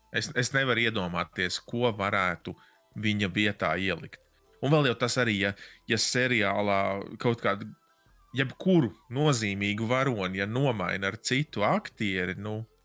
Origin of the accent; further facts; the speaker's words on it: Latvia; es esmu no Latvijas